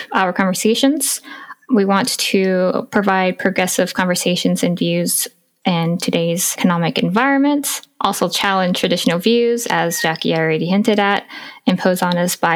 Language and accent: English; Eureka, California, United States; I grew up in Northern California, like Redwood Coast, Humboldt County, and a very small city